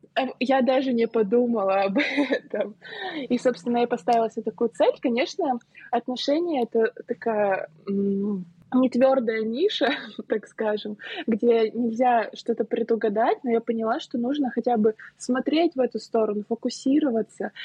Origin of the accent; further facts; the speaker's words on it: Saint Petersburg, Russia; also born or lived in Moscow; Я живу в Москве уже три недели. Я сама из Петербурга.